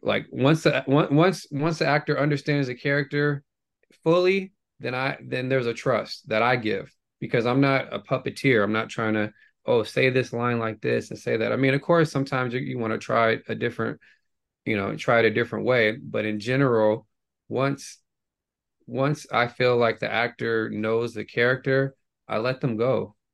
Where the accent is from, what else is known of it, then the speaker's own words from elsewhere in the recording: Bay Area, California, United States; growing up in the Bay Area